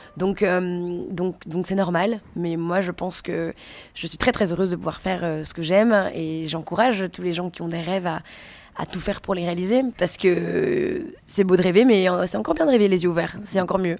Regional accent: Belgium; moi je suis belge

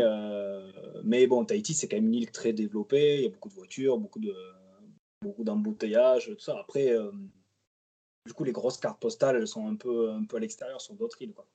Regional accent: Montpellier, Occitania, France; moved away as an adult; also born or lived in Mayotte; now in French Polynesia; je suis originaire de la côté de Montpellier

